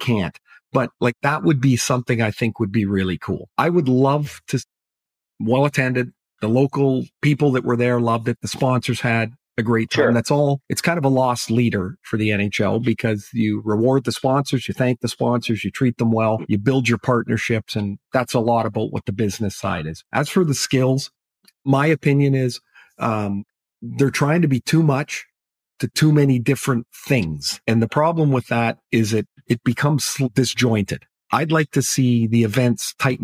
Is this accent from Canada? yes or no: yes; Trail, British Columbia, Canada; I grew up in Trail.